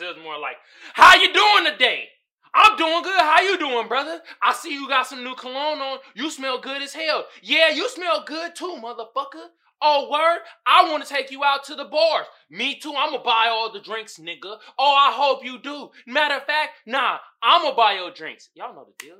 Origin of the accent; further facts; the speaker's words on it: Oakland, California, United States; I grew up in Oakland